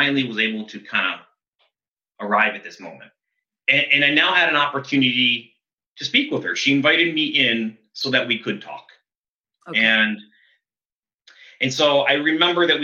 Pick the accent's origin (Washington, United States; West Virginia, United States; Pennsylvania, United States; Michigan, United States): Washington, United States; Seattle; I'm from Seattle.